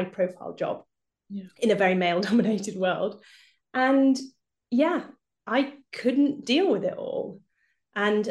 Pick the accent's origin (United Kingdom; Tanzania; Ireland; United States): United Kingdom; now in Germany; I live in Germany, but I'm obviously British, as you can probably hear from my accent